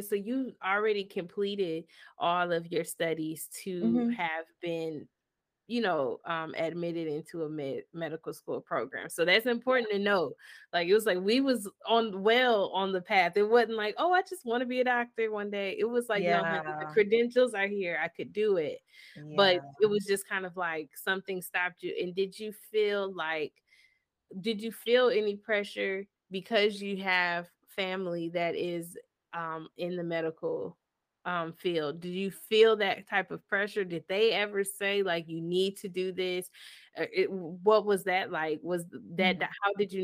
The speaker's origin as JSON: {"language": "English", "region": "Michigan", "country": "United States", "said": "I'm from Michigan."}